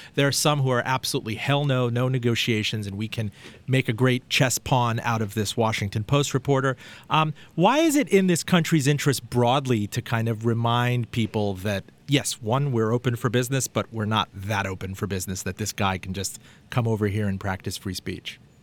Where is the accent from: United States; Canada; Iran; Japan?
Iran; moved away; I was born in Iran